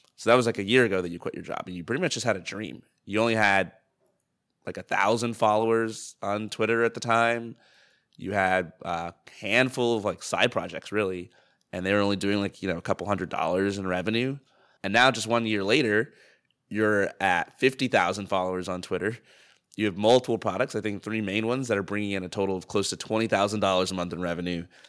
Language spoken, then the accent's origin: English; United States; as an American